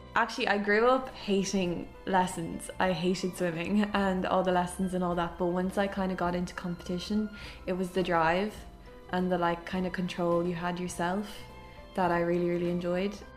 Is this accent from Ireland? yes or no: yes; Dublin, Leinster, Ireland; I'm from Clontarf